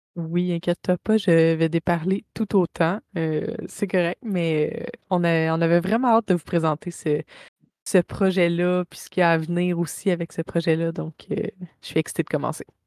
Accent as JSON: {"language": "French", "town": "Saint-Jean-sur-Richelieu", "region": "Quebec", "country": "Canada", "tie": "born or raised there", "lives_now": "Bromont, Canada", "said": "je viens de Saint-Jean-sur-Richelieu. Je suis à Bromont maintenant"}